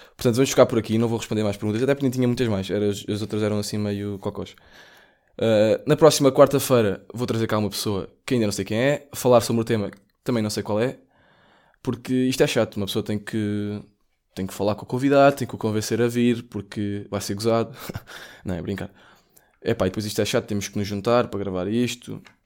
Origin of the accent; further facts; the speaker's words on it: Portugal; sou português